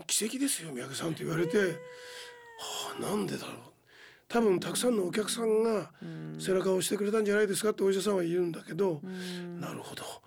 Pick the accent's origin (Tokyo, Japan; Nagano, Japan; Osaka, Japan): Tokyo, Japan; 俺神田神保町出身